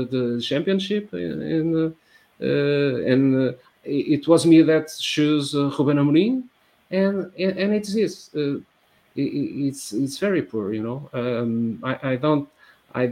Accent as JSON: {"language": "English", "town": "Porto", "region": "Norte", "country": "Portugal", "tie": "born or raised there", "said": "I grew up in the 80s and Portugal in the 80s"}